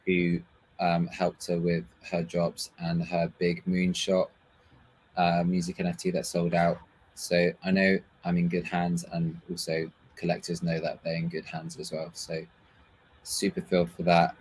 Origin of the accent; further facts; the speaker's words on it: Paris, Île-de-France, France; also born or lived in London / England; now in Berlin, Germany; I was born in London. Um, however, I was raised in Paris, in France for, um, most of my childhood. And then I was moved back to England